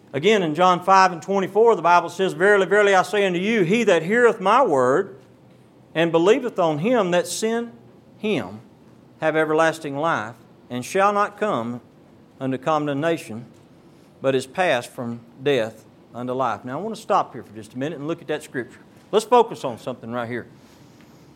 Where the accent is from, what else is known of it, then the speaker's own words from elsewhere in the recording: Beaumont, Texas, United States; Down in our part of the country, I'm from Beaumont, Texas, and we have a lot of oil refineries down that way